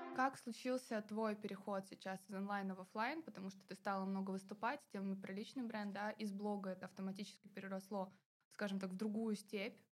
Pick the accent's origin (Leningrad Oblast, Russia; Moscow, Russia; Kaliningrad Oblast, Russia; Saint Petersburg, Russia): Kaliningrad Oblast, Russia; Kaliningrad; born or raised there